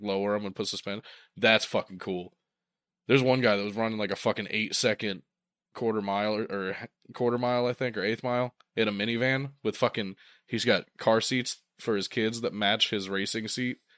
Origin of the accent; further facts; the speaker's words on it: Ohio, United States; we're from Ohio